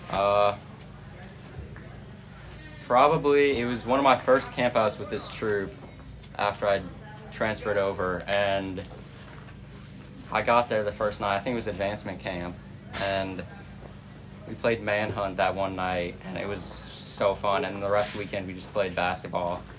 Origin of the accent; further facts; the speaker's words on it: St. Louis, Missouri, United States; We're all from St. Louis.